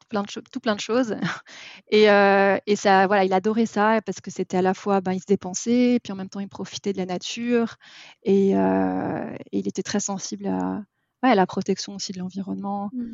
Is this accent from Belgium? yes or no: no; Paris, Île-de-France, France; j'ai grandi, euh, j'ai grandi à Paris